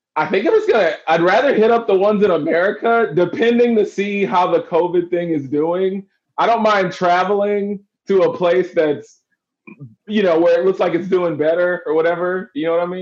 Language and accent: English; Texas, United States; moved away; I'm from Texas